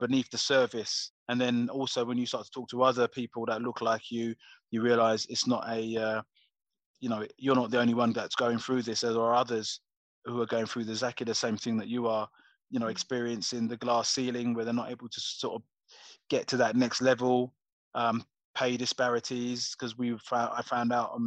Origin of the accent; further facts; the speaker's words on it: Coventry, West Midlands, United Kingdom; I was from Coventry originally